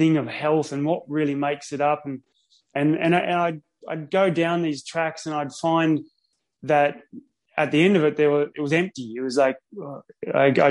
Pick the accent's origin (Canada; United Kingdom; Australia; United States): Australia; Sydney, New South Wales; now in Noosa, Australia; I grew up in Sydney.